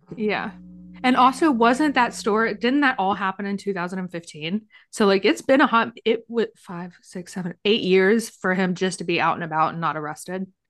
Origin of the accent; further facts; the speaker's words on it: Winston, United States; moved away; also born or lived in Little Rock; I grew up in Winston, it's not really that small